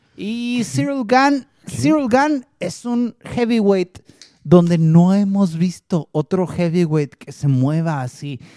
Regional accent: Mexico; somos los peleadores mexicanos

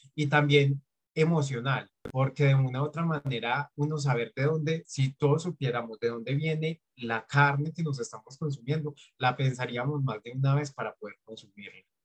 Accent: Antioquia, Colombia; Yo soy de Colombia y en Colombia tenemos la percepción, o sobre todo en mi región, que es Antioquia

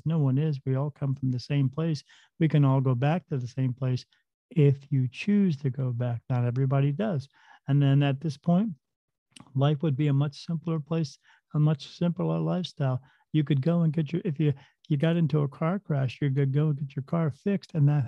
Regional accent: New Jersey, United States; I grew up in New Jersey. Right next to the Delaware River, we lived in a small town where there was a battlefield there

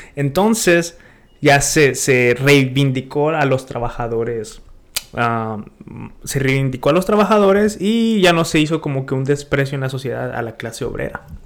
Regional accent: Monterrey, Nuevo León, Mexico; moved away; de donde yo vengo es puro emprendedor

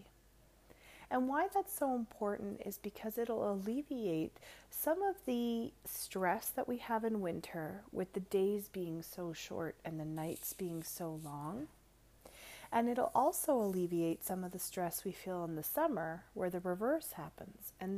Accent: Canada; I am the ….

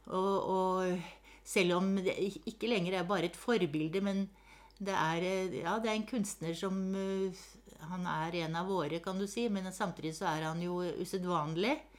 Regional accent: Hakadal, Akershus, Norway; den store gården hvor jeg vokste opp her i Hakadal

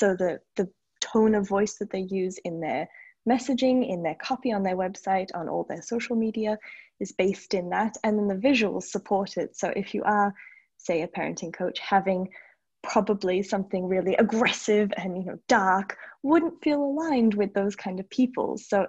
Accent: Australia; also born or lived in United States; now in Paris, France; And I am in Paris, France. I'm actually Australian originally. I've lived in the States for 10 years. My dad's British, so my accent is all over the place, but this is home now.

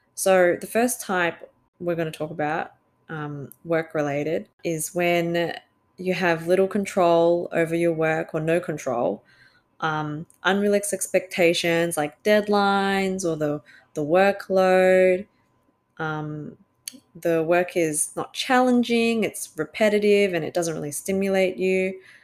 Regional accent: Australia; I'm Australian born Chinese

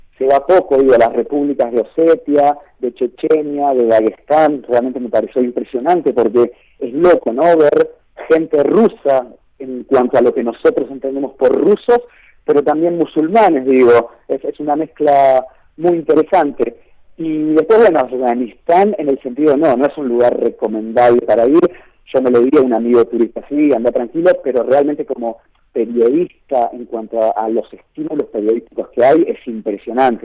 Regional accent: Argentina; soy argentino

